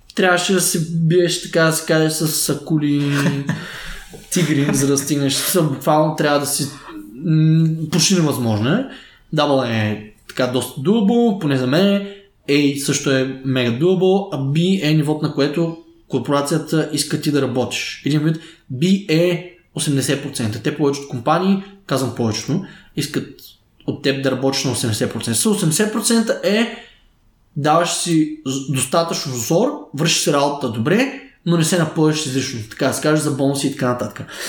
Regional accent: Stara Zagora, Stara Zagora Province, Bulgaria; Аз съм роден в Стара Загора, 1993

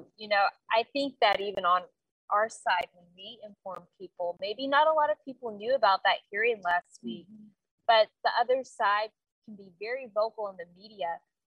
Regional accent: Wichita Falls, Texas, United States; Wichita Falls, Texas, which is my birthplace.

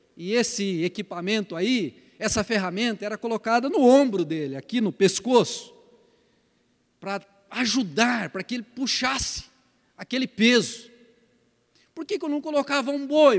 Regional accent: Paraná, Brazil; moved away; lá no Paraná, de onde eu vim, a gente chama isso de canga

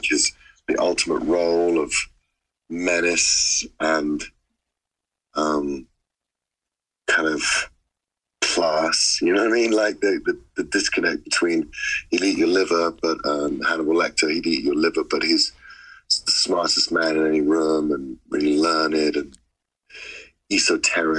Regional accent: London, United Kingdom; I come from London, so it's a, you know, it's a city of London, of drug dealers

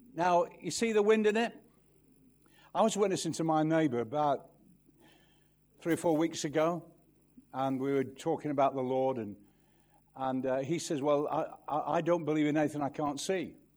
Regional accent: Manchester, North West England, United Kingdom; I'm from Manchester, you know, where the birds don't sing the cough. I mean, there's nothing green around there. You know, I, I live in the countryside now, but I was brought up in the inner city

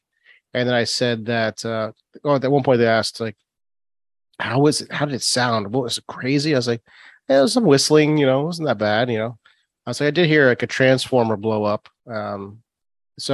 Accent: Boston, Massachusetts, United States; now in Florida, United States; I'm from Boston

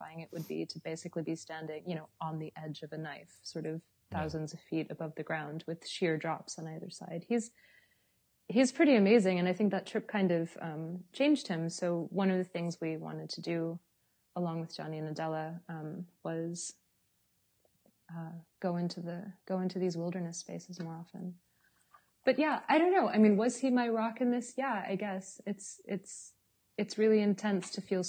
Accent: Los Angeles, California, United States; moved away as an adult; now in Berlin, Germany; I was born in Los Angeles.

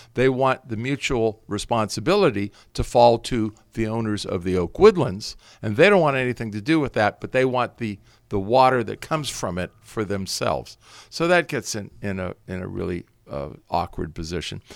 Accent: Santa Monica, California, United States; moved away as an adult; also born or lived in Berkeley / Napa Valley; I grew up in Southern, Southern California, Santa Monica.

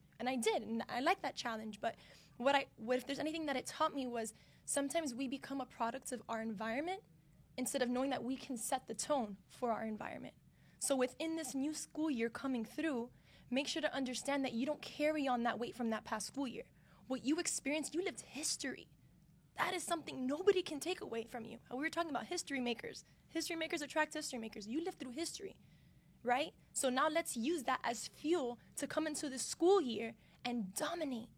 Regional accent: Miami, Florida, United States; Growing up in Miami, where there's a lot of minorities here. So I always thought, like, being Cuban in Miami was a majority thing

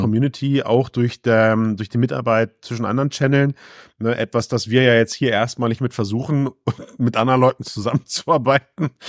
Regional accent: Düsseldorf area, North Rhine-Westphalia, Germany; ich komm aus dem Düsseldorfer Raum

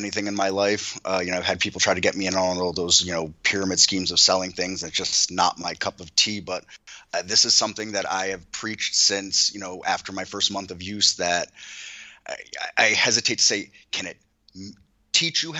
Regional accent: Lake George, New York, United States; I grew up in Lake George, New York

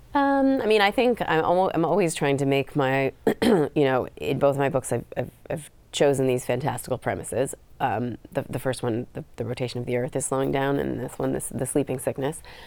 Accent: California, United States; I grew up in California.

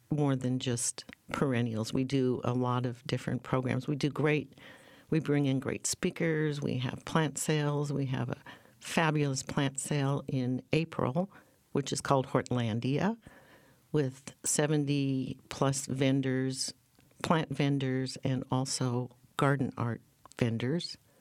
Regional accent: North Dakota, United States; moved away as an adult; now in Portland, United States; I was born and raised in North Dakota

